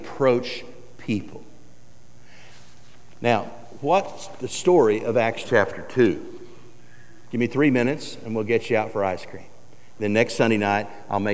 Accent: Woodward, Oklahoma, United States; also born or lived in Alva, Oklahoma / Eufaula, Oklahoma; I grew up in Oklahoma. Born in Alva, Oklahoma, raised in Woodward, Oklahoma, went to high school in Eufaula, Oklahoma

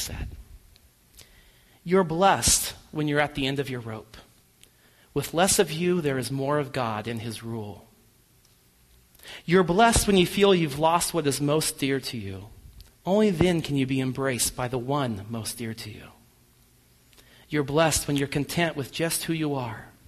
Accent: United States; us as American people

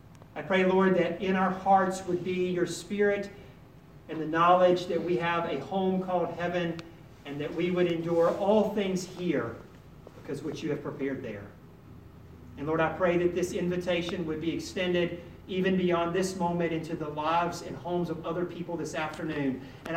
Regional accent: North Carolina, United States; I came from North Carolina.

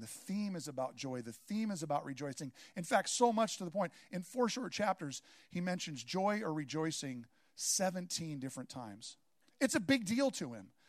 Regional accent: Seattle, Washington, United States; moved away; I grew up in Seattle

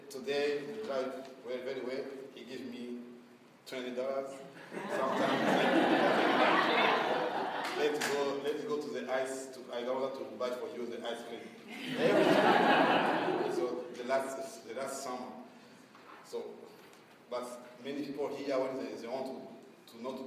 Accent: Burundi; moved away as an adult; now in Portland, United States; I come from Burundi

